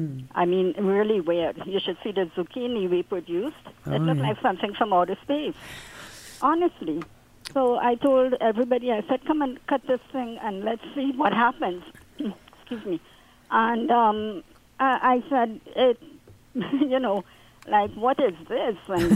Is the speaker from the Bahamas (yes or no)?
no; Trinidad & Tobago; now in Aurora, Canada; I'm from the West Indies, Trinidad, to be exact.